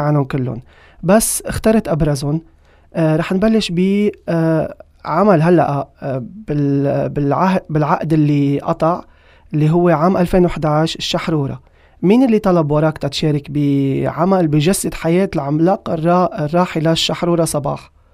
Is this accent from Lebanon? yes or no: yes; Lebanon; عندنا بلبنان